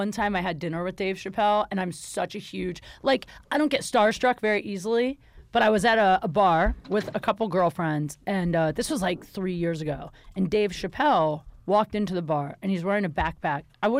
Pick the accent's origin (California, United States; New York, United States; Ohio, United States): Ohio, United States; I'm from Ohio.